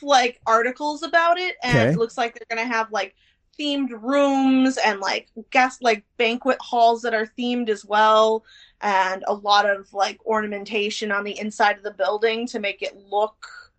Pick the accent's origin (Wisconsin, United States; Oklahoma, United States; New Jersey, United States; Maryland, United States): Wisconsin, United States; Elkhorn; moved away as an adult; now in Madison, United States; I'm actually from small town Wisconsin. I'm from Elkhorn, Wisconsin.